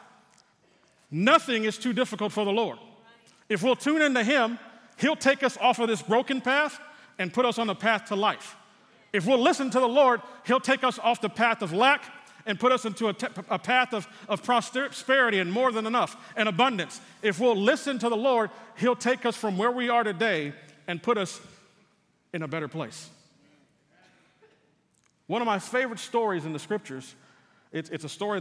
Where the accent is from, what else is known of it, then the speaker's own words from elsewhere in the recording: San Antonio, Texas, United States; moved away; Being from San Antonio, there's a radio station that I still listen to from time to time to listen to the local news in my hometown